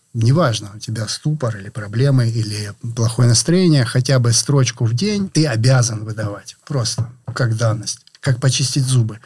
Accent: Rostov-on-Don, Rostov Oblast, Russia

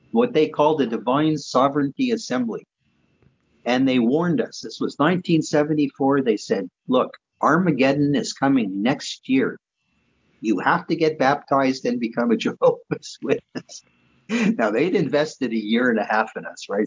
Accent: Montreal, Quebec, Canada; also born or lived in Vancouver; I was born and raised in Montreal

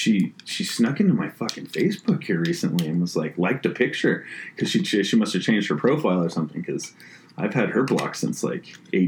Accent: East Mountains of New Mexico, United States; moved away; I grew up in the East Mountains of New Mexico

